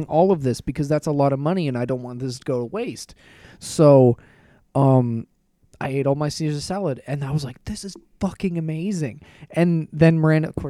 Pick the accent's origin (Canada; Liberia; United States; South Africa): Canada; Thamesford, Ontario; my hometown. We have a Tim Hortons, an LCBO, no grocery store. We got Temsford Pizza.